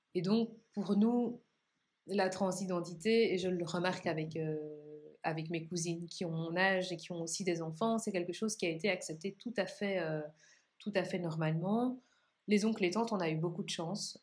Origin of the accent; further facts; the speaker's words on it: Belgium; chez nous, en Belgique